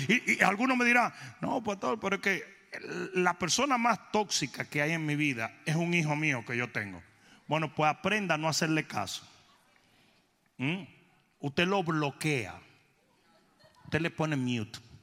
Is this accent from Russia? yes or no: no; Dominican Republic; moved away; also born or lived in South Florida